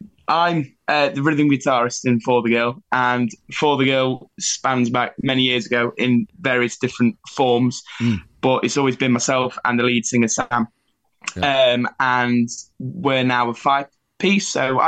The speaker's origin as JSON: {"language": "English", "region": "North West England", "country": "United Kingdom", "accent": "Scouse", "said": "You can tell by my Scouse accent, right?"}